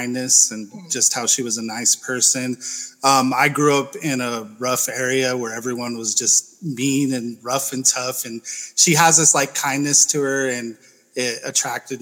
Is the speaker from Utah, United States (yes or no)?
yes; Salt Lake City, Utah, United States; I'm from Salt Lake City, but I'm in Southern Utah. I was going to school.